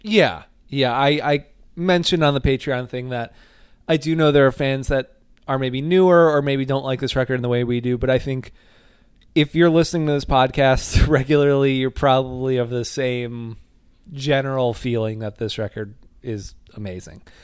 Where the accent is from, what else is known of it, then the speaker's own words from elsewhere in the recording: Northwest Indiana, United States; I was not from Chicago, but I'm from Northwest Indiana